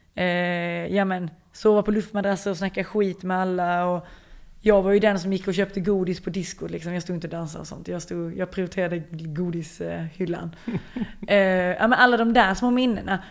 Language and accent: Swedish; Lund, Skåne, Sweden; moved away as an adult; now in France; Jag är ju född på Lunds lasarett